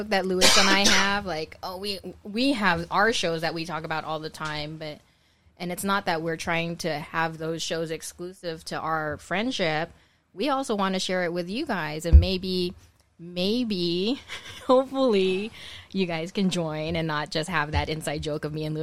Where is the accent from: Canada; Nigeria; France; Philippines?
Philippines; I don't feel obligated to watch it because I'm Filipino.